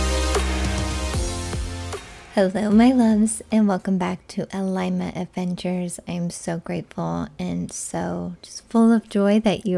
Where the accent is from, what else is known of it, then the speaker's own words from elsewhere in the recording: Midwest, United States; now in Arizona, United States; where I grew up in the Midwest